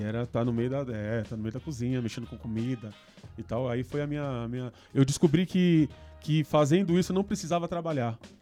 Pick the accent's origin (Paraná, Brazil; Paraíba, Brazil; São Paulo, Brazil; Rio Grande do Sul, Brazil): São Paulo, Brazil; also born or lived in Vila Carrão, São Paulo; Fui para muito novo, muito novo para periferia, para cidade de Tiradentes. Né? Fomos, nos mudamos para lá e tal. Um lugar, o extremo leste, longe de, de tudo, do centro e tal. Bom, cresci lá